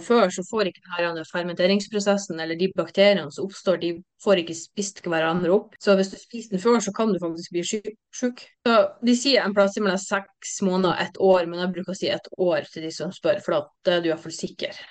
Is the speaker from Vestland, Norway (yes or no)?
no; Bodø, Nordland, Norway; also born or lived in Sandhornøya; Jeg er født og oppvokst i Bodø